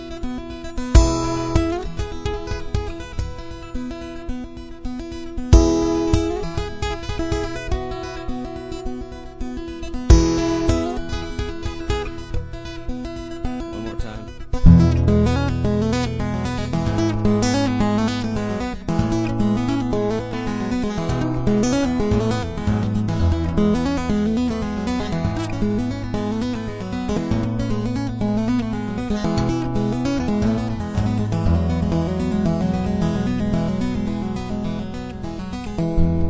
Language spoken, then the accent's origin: English; Ontario, Canada; moved away; I'm from Ontario